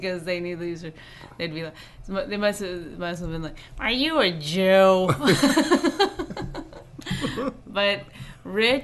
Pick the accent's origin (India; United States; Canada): Canada; we're Canadian